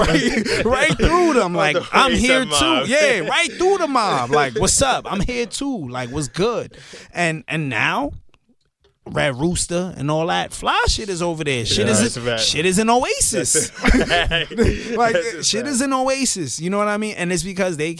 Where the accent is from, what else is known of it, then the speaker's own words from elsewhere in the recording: New York City, New York, United States; moved away as an adult; also born or lived in Pennsylvania; grew up in Canarsie, but like, when I graduated high school, my parents moved to Pennsylvania